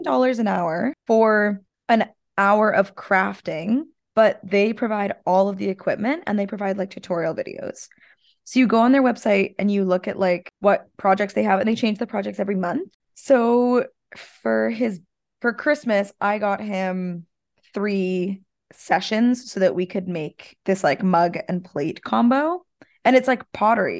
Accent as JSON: {"language": "English", "country": "Canada", "said": "Us Canadians"}